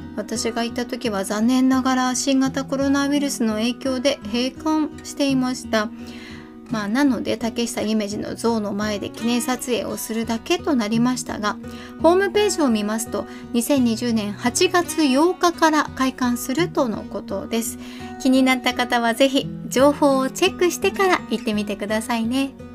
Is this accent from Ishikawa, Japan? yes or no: yes; Kanazawa, Ishikawa, Japan; 私は金沢出身金沢在住なんですが